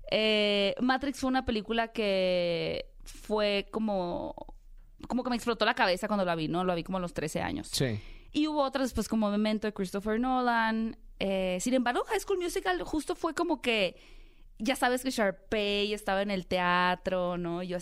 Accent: Hermosillo, Sonora, Mexico; De Hermosillo.

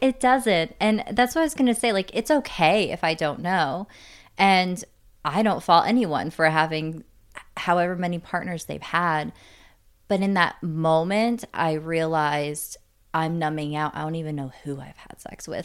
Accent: Canada; moved away; I was born in Canada

